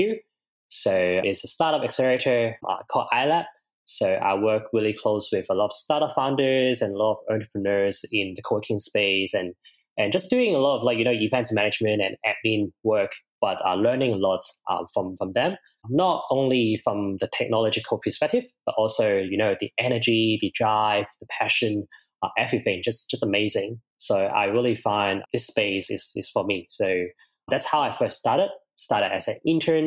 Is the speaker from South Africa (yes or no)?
no; Hong Kong; moved away as an adult; now in Brisbane, Australia; I'm originally from Hong Kong. I came here in 2016